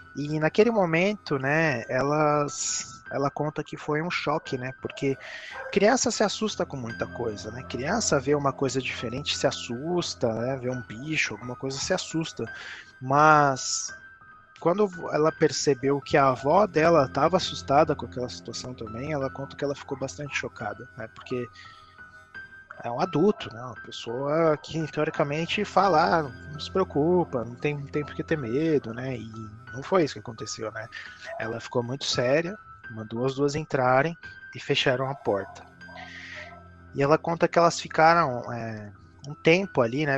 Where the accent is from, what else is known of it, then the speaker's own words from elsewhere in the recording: São Paulo, Brazil; Eu que sou de São Paulo, vivi minha vida inteira em São Paulo